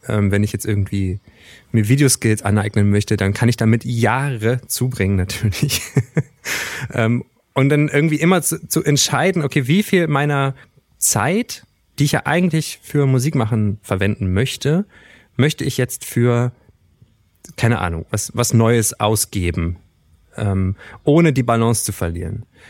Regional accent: Wernigerode, Saxony-Anhalt, Germany; Ich komme natürlich aus Wernigerode ursprünglich

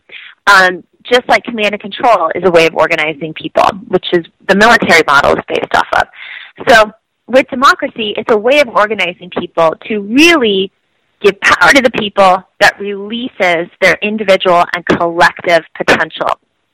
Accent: Iowa, United States; I grew up in Iowa

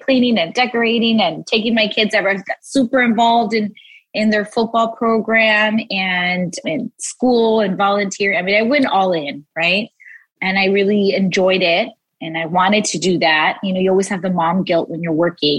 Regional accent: South Gate, California, United States; also born or lived in Los Angeles, California; And then I moved around a little bit, ended up in Southgate. And that's where I mostly grew up, was raised in Southgate

